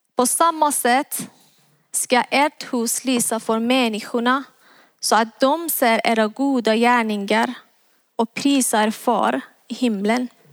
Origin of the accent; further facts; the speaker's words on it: Iran; moved away as an adult; now in Sweden; Jag är född och uppväxt i Iran